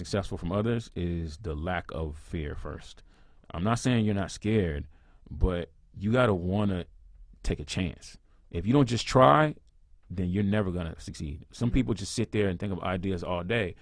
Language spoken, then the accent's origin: English; Houston, Texas, United States; I'm from Houston, Texas, and you know, I grew up just like any other kid